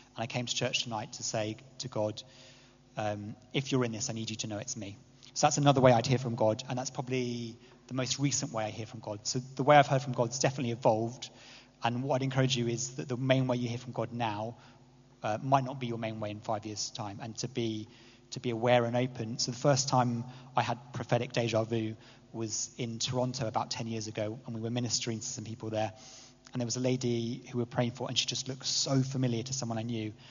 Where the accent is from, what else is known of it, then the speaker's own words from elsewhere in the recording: England, United Kingdom; as an English person